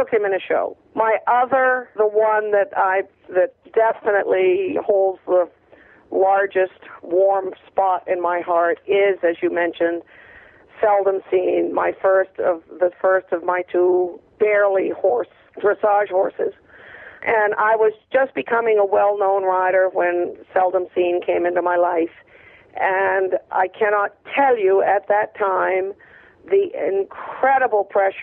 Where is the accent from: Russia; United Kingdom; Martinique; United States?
United States; Maine; I was a kid from Maine without money to pursue a major career